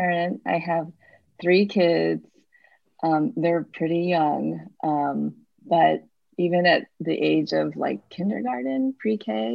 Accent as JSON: {"language": "English", "region": "Midwest", "country": "United States", "tie": "born or raised there", "moved": "yes", "lives_now": "San Francisco, United States", "said": "I'm not from San Francisco. I actually grew up in the Midwest in a place very different from San Francisco"}